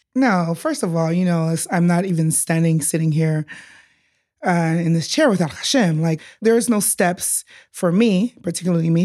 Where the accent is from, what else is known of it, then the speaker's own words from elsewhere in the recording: Los Angeles, California, United States; now in Israel; I am from L A, California